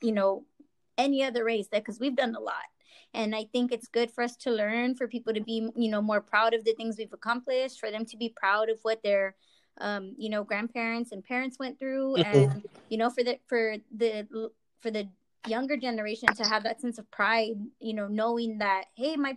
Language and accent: English; Texas, United States; moved away as an adult; also born or lived in Boston / California / Chicago; I'm from Texas